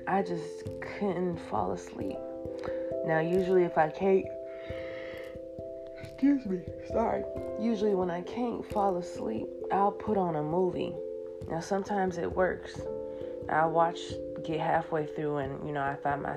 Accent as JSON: {"language": "English", "country": "United States", "tie": "born or raised there", "also_born_or_lived": "Ghana", "said": "I was born and raised here"}